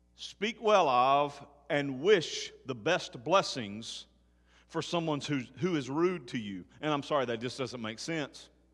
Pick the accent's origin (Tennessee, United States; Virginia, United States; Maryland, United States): Tennessee, United States; my home state of Tennessee